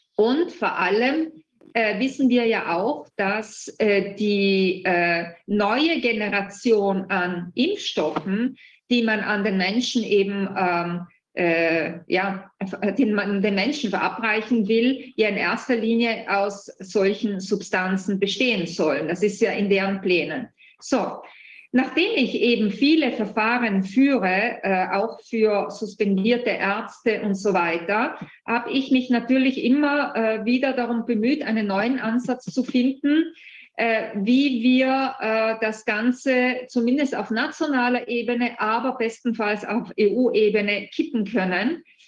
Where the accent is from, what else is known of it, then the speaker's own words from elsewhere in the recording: Italy; bei uns in Italien